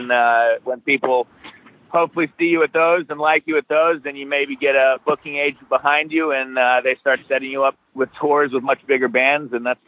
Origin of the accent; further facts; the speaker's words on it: Australia; accent: American; also born or lived in Alaska / Hawaii; I've always had the American accent. I was born in Alaska and raised in Hawaii till I was about 7. Then she met an Australian guy and moved me over there. So that's where me and Luke grew up from. I was about 7 till 23.